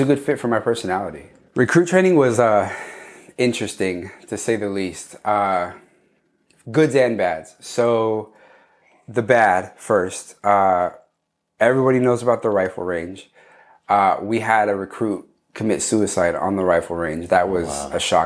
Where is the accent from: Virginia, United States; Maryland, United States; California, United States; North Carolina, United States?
California, United States; Cerritos; We grew up in Cerritos, California, in the 90s and the early 2000s